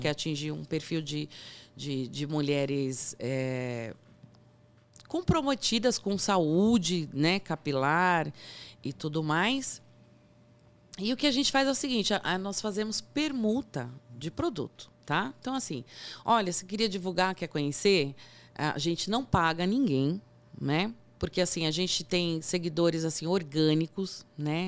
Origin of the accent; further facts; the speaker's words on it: Brazil; somos brasileiros